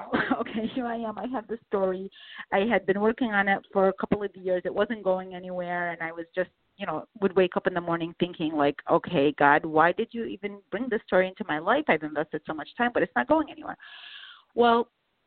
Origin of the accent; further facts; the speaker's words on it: Baghdad, Baghdad Governorate, Iraq; moved away; where I was born in Baghdad